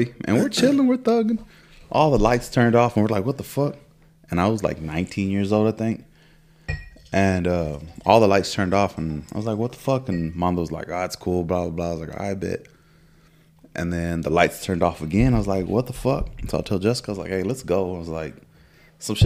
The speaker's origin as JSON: {"language": "English", "region": "Texas", "country": "United States", "also_born_or_lived": "Midland", "said": "In my head, I'm from Texas"}